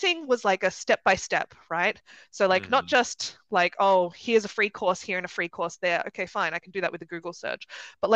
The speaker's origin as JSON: {"language": "English", "town": "Sydney", "region": "New South Wales", "country": "Australia", "moved": "as an adult", "lives_now": "Germany", "said": "I'm from Sydney originally, you might be able to tell from the accent."}